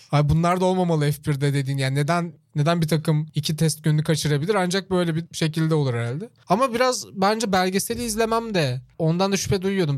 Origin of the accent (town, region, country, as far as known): Çorlu, Tekirdağ, Turkey; born or raised there